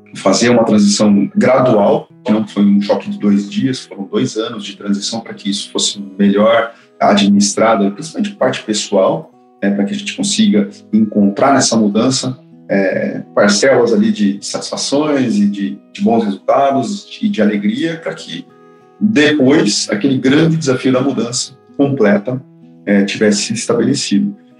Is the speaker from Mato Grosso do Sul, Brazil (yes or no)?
yes; Campo Grande, Mato Grosso do Sul, Brazil; now in São Paulo, Brazil; mudei de cidade, sou de Campo Grande, Mato Grosso do Sul, vim pra São Paulo